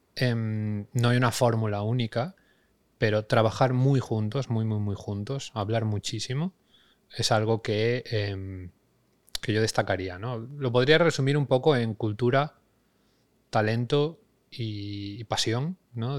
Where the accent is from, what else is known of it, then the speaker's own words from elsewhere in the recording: Galicia, Spain; also born or lived in Madrid; now in Barcelona, Spain; nacido en Galicia, aunque ahora fincado en Barcelona, aunque antes de esto he pasado 10 años en Madrid